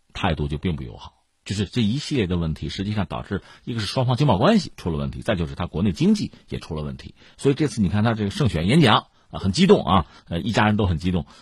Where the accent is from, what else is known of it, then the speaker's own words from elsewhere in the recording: China; 我们中国人的思维方式讲究，向来讲究就是说相互尊重，讲究双赢。